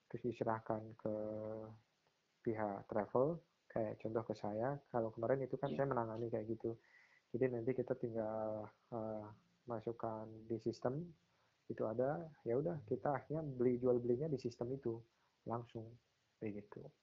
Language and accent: Indonesian; Pati, Central Java, Indonesia; itu uh, kalau di eh, daerah saya di Pati itu setauku